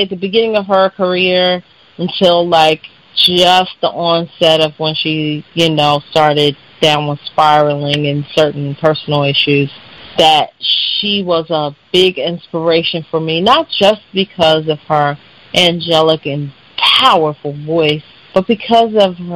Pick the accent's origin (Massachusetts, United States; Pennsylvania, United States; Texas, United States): Pennsylvania, United States; Philadelphia; from Philadelphia, Pennsylvania. I always say West Philadelphia, born and raised like Will Smith